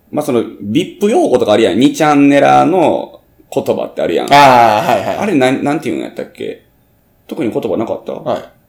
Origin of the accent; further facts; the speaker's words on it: Hyogo, Japan; accent: Banshu dialect; 実際僕の地元でも、まあ方言は万州弁という